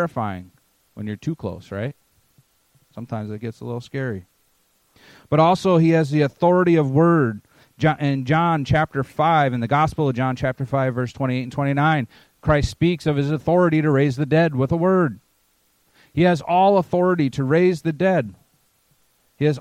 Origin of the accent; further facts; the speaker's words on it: Maine, United States; I'm from Maine, so I like New England